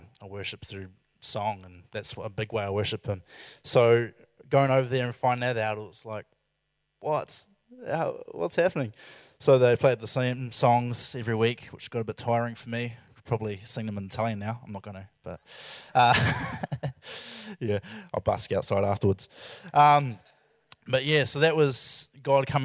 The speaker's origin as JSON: {"language": "English", "town": "Christchurch", "region": "Canterbury", "country": "New Zealand", "tie": "born or raised there", "said": "I went to Christchurch, which is my hometown"}